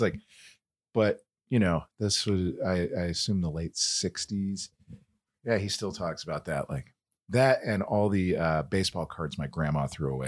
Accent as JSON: {"language": "English", "town": "Kansas City", "country": "United States", "said": "I'm from Kansas City"}